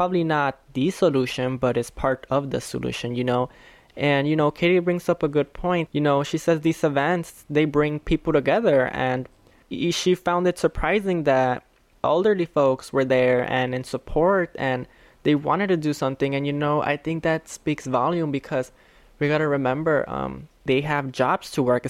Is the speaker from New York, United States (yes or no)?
no; Chicago, Illinois, United States; I was raised here in Little Village